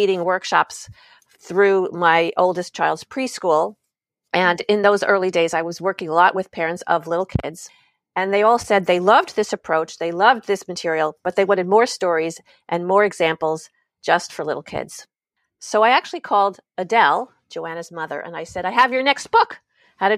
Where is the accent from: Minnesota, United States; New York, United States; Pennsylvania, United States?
New York, United States; suburb of New York City, United States; now in California, United States; I grew up on the East Coast in the suburb of New York City